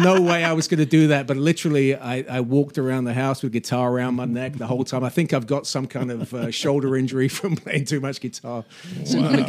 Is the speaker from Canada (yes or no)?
no; England, United Kingdom; moved away as an adult; now in United States; I grew up in England. I'm English. I'm actually American now.